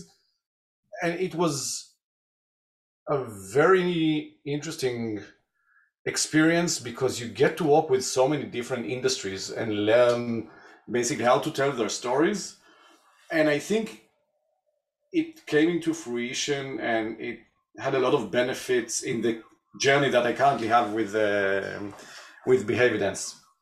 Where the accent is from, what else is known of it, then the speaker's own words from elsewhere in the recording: Tel Aviv, Tel Aviv District, Israel; I was born and raised in Israel, Tel Aviv